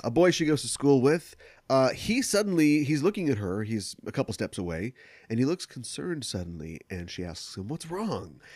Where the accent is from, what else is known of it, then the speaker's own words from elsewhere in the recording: United States; growing up in America